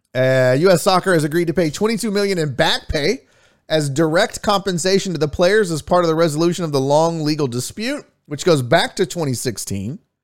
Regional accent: Houston, Texas, United States; I'm born and raised in Houston, Texas

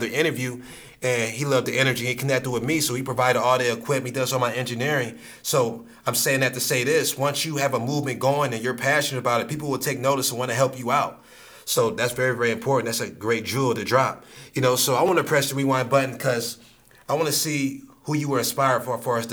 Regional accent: Akron, Ohio, United States; we're from Akron

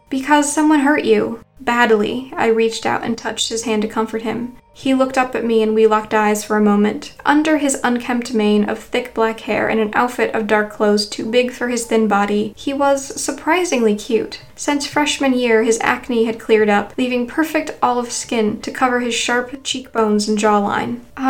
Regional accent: Boston, Massachusetts, United States; I'm from Boston, so I wouldn't have a New York area code, I explained to him.

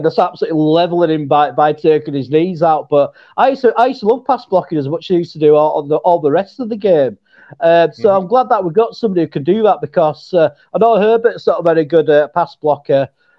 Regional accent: Yorkshire and the Humber, United Kingdom; accent: Yorkshire; Hey up, love. Just say hey up, love. That, you can't get any more Yorkshire than that.

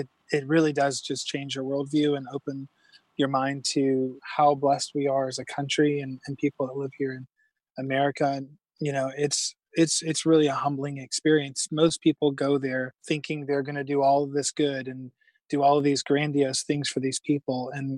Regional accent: South Carolina, United States; South Carolina is a wonderful place, a beautiful place. You know, much different, obviously, than the West Coast in so many ways. But definitely a good hometown kind of vibe was what we were raised in.

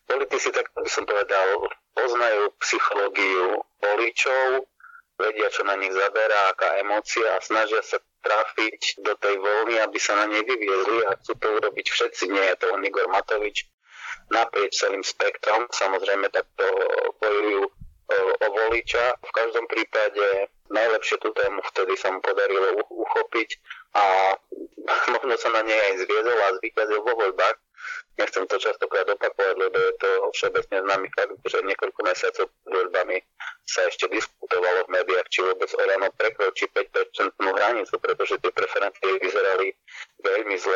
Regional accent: eastern Slovakia, Slovakia; ja som z východného Slovenska

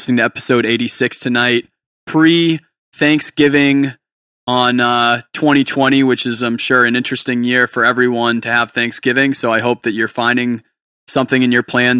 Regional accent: New Hampshire, United States; moved away as an adult; also born or lived in Portland area; now in Portland, United States; I'm from New Hampshire.

